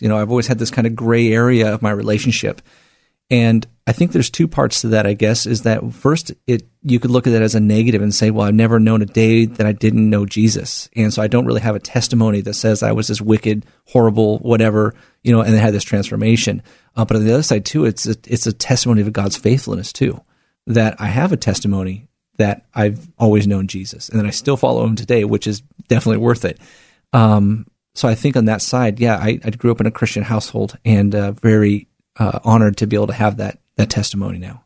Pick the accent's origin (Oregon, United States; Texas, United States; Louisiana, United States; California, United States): Oregon, United States; Portland; born and raised here in the Northwest in Portland